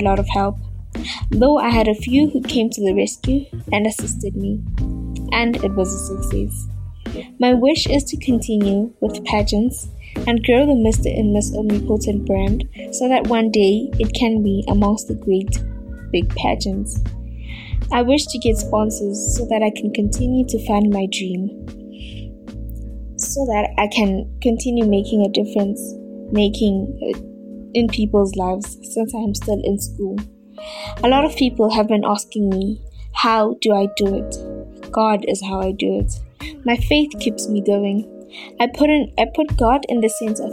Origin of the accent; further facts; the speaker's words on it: Middelburg, Mpumalanga, South Africa; born and raised in Middleburg, Mpumalanga